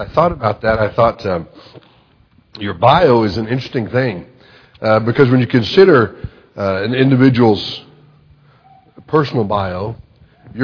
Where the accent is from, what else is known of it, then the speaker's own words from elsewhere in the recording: Texas, United States; moved away; also born or lived in Kansas / Lubbock, Texas; I grew up in Texas. I was born in Kansas, but my folks shortly after that moved to Texas, and that's where I was for almost the entire part of my life, from probably 6 months until I graduated college.